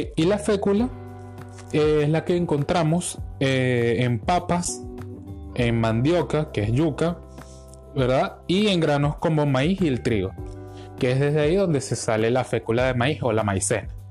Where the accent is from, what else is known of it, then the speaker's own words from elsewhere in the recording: Venezuela; todo lo que nos caracteriza como venezolanos